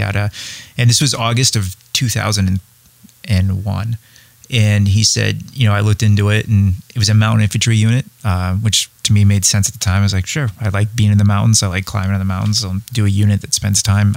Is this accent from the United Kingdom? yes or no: no; Windham, New Hampshire, United States; also born or lived in Nashua, New Hampshire; I was born in New Hampshire, Nashua, New Hampshire. I grew up in Windham